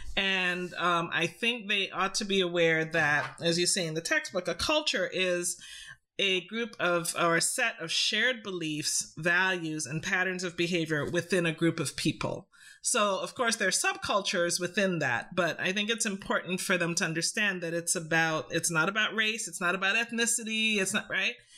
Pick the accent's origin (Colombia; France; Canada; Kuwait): Canada; also born or lived in Trinidad; I grew up in Canada